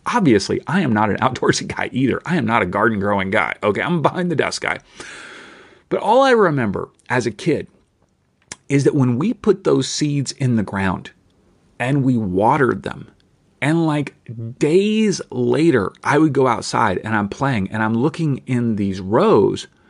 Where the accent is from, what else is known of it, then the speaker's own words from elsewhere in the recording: Kentucky, United States; moved away; I grew up in Kentucky